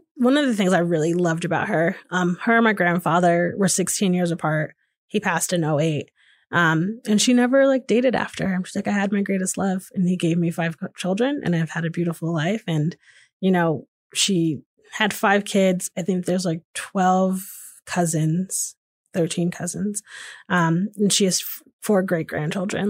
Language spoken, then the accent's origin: English; Hamden, Connecticut, United States; moved away as an adult; now in Austin, United States; I grew up in Hamden, Connecticut, which is just outside New Haven, Connecticut